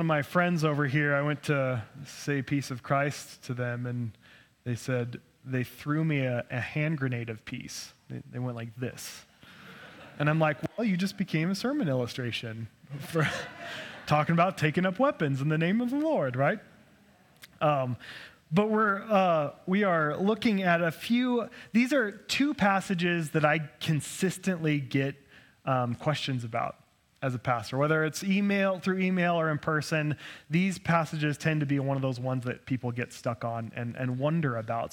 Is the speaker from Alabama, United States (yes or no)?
no; Idaho, United States; Being born and raised in Idaho